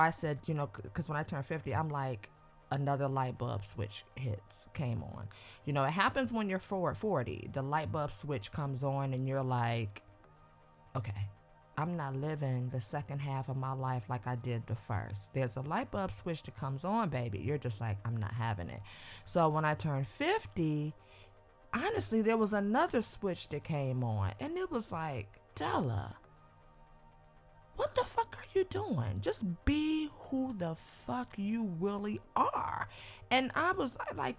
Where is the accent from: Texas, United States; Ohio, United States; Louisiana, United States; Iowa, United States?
Ohio, United States; Cleveland; also born or lived in New York / New Jersey / Atlanta, Georgia; now in Los Angeles, United States; I'm from Cleveland, Ohio